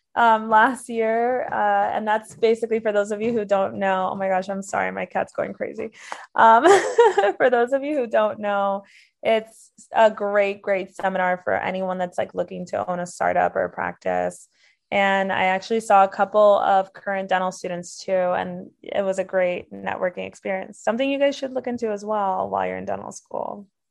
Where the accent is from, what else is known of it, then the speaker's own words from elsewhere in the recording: Miami, Florida, United States; moved away as an adult; now in Milwaukee, United States; I'm originally from Miami, Florida, so I'm a Midwest transplant now